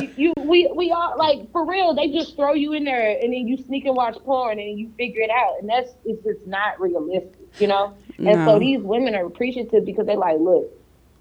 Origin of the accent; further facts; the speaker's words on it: St. Louis, Missouri, United States; now in Florida, United States; I'm from St. Louis, I live in Florida